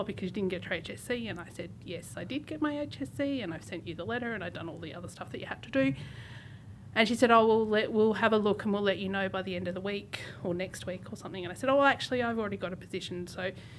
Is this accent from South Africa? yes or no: no; Tasmania, Australia; moved away; also born or lived in London; was in the Tasmanian Youth Orchestra because I grew up in Tasmania.